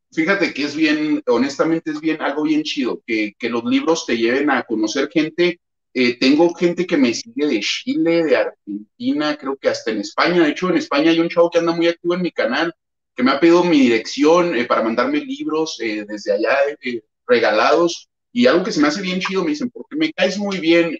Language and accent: Spanish; Chihuahua, Mexico; soy de Chihuahua